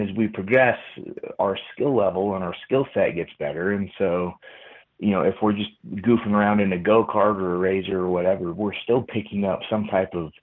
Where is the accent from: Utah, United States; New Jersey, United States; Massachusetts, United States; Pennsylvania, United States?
Utah, United States; I'm from Utah, so it's like, I love the snow in that sense